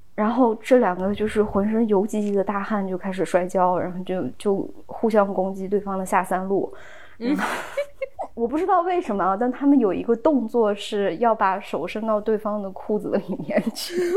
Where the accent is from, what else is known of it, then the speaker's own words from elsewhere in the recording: China; 我们中国人